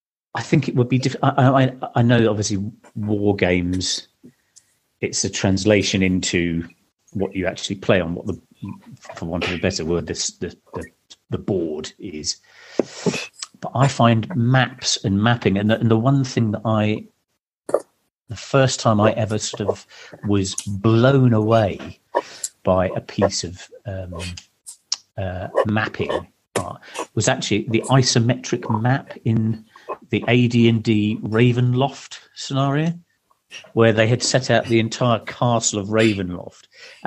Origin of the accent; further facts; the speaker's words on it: East of England, United Kingdom; I did tell you I grew up in Suffolk, didn't I?